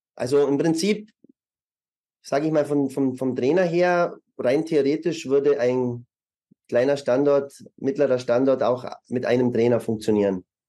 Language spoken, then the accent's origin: German; Germany; moved away as an adult; also born or lived in Munich; now in Vienna, Austria; Ich bin ursprünglich Deutscher